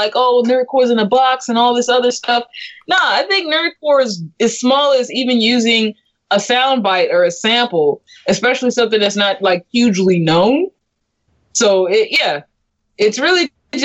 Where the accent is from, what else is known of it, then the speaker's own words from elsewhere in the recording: California, United States; I'm from California